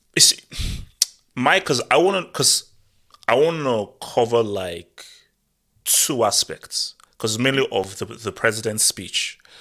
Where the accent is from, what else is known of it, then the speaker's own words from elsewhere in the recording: Nigeria; moved away; also born or lived in Europe; growing up in Nigeria